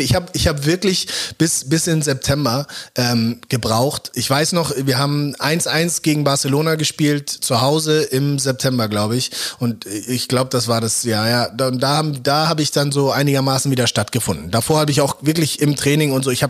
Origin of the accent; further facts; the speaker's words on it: Germany; ich bin in Deutschland aufgewachsen und war nie woanders, habe nie woanders gelebt und denke auch von mir als Deutscher und nicht als Nigerianer.